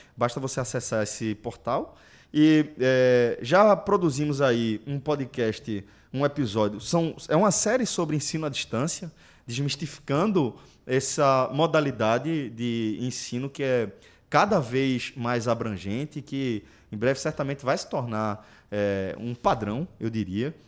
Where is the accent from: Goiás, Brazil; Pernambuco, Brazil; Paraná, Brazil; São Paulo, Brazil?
Pernambuco, Brazil; quando eles identificaram o sotaque, perguntaram se a gente era de Pernambuco, a gente confirmou tal.